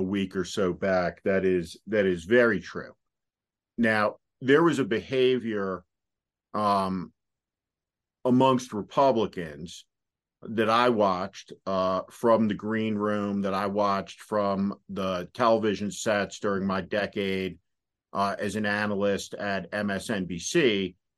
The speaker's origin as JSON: {"language": "English", "region": "New Jersey", "country": "United States", "said": "I'm from New Jersey."}